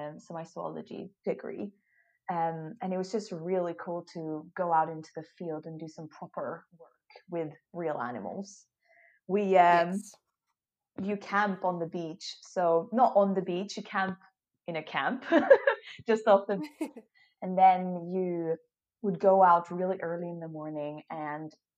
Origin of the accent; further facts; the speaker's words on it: Sweden; moved away as an adult; also born or lived in Australia / Scotland / Hawaii; I was away from Sweden for 3 years